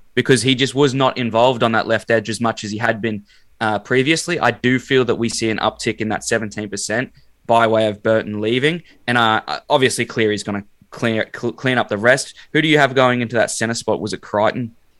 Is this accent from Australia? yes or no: yes; Brisbane, Queensland, Australia; I'm from Brizzy